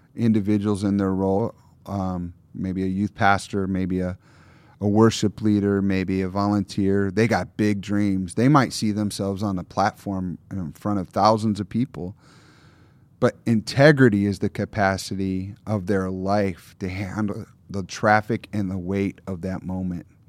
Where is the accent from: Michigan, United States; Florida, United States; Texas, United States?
Michigan, United States; Lower; moved away; also born or lived in Minneapolis; I grew up in Lower Michigan